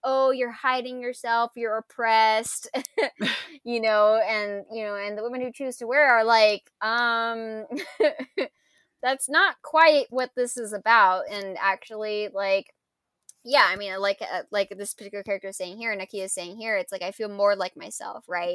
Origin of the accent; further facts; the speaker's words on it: United States; being, you know, quote, ethnic and being American